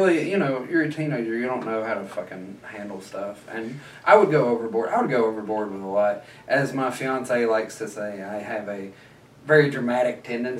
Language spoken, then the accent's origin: English; Knoxville, Tennessee, United States; moved away